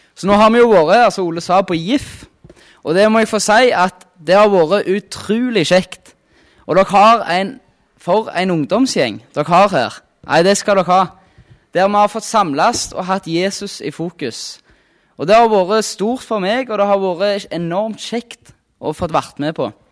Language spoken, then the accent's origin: Norwegian; Rennesøy, Rogaland, Norway; Kommer fra Rogaland, på ei øy som heter Rennesøy.